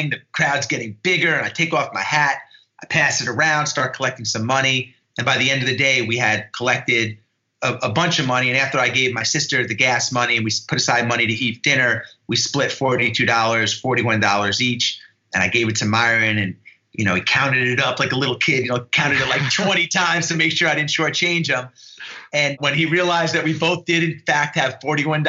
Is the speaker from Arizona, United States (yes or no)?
no; New York and Long Island, United States; I grew up in New York and Long Island